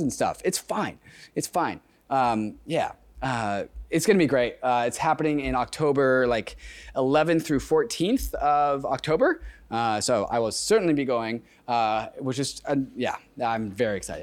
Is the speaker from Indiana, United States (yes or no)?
no; Seattle, Washington, United States; Seattle's my hometown